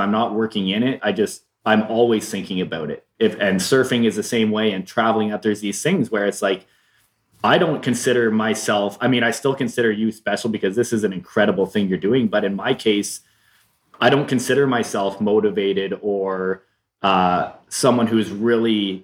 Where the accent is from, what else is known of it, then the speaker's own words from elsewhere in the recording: Canada; moved away; being a Canadian and now living in this country where I have these, you know, the beautiful ocean